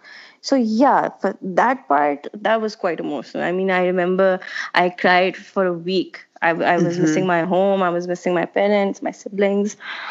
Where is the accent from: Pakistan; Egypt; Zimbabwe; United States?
Pakistan; moved away as an adult; also born or lived in Milan, Italy; I'm from Pakistan, and Katie and I, we were class fellows in Milan for our master's program in creative advertising.